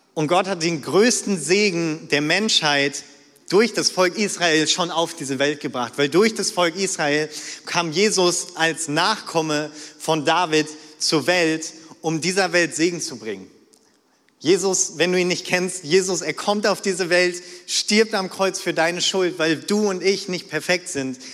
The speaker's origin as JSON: {"language": "German", "region": "North Rhine-Westphalia", "country": "Germany", "moved": "yes", "said": "ich komme so ganz nah an der niederländischen Grenze, okay, von, vom Niederrhein"}